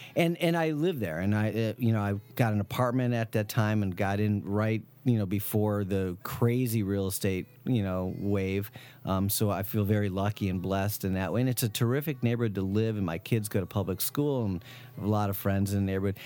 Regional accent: Wisconsin, United States; moved away; also born or lived in Chicago; I'm from Wisconsin

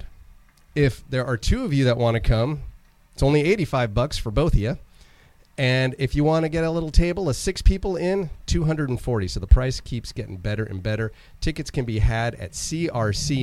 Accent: Napa Valley, California, United States; Both of you are local guys, as am I, Napa Valley, bred, born, raised

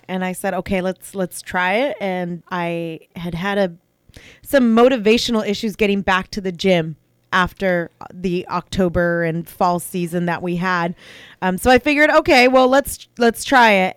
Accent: St. Helena, California, United States; also born or lived in Napa, California / Rutherford, California / Browns Valley, California; now in American Canyon, United States; I grew up in Saint Helena

